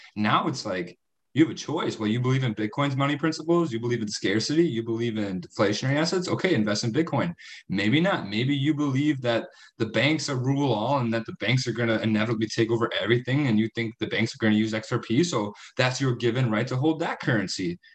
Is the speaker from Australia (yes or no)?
no; United States; I'm from the States